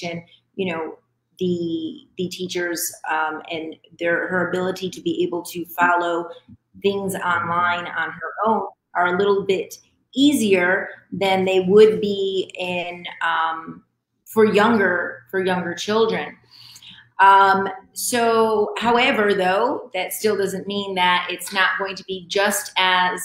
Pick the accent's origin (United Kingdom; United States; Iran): United States; Rome, New York; now in Dominican Republic; I'm originally from Rome, New York, from upstate.